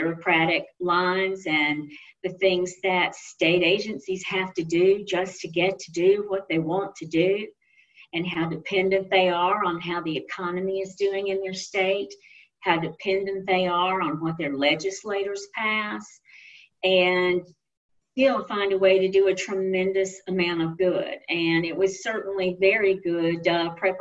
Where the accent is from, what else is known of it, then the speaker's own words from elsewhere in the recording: Mississippi, United States; it's my home state